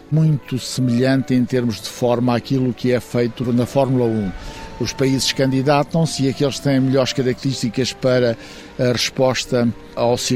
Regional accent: Portugal; pelo menos da nossa própria história, daquilo que nós somos como portugueses com autores portugueses.

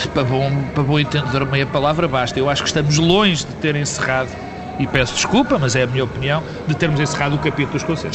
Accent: Portugal; como português

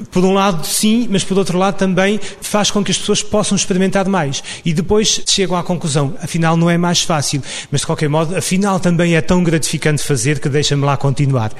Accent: Samora Correia, Lisbon, Portugal; A minha, digamos, a minha formação cultural em Samora Correia, a terra onde nasci

